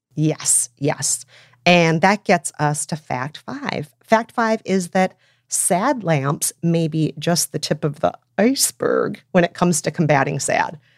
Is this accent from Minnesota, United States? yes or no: yes; Minnesota, United States; my hometown, Minnesota